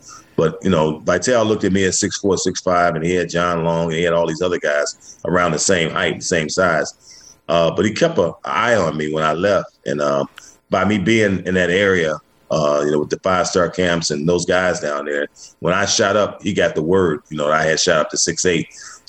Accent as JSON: {"language": "English", "town": "Detroit", "region": "Michigan", "country": "United States", "tie": "born or raised there", "said": "I grew up in Detroit, on the east side of Detroit. I grew up in a basketball-dominant area"}